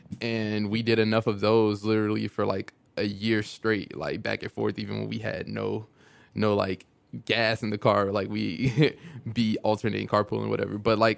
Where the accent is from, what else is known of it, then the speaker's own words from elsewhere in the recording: Chicago, Illinois, United States; Over East. I was on 66 in Stoney.